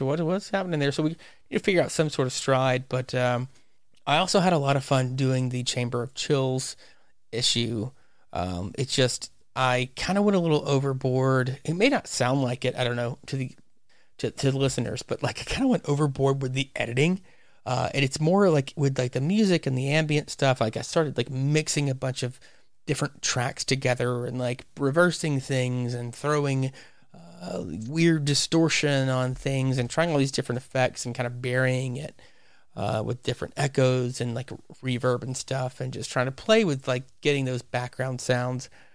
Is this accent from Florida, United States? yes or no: no; Louisiana, United States; in my home state. It's set in Louisiana.